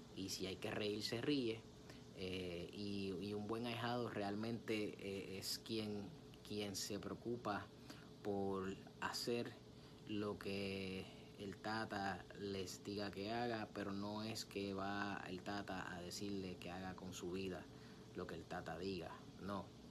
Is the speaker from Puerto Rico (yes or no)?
yes; Puerto Rico; bochinche, como decimos en mi país, Puerto Rico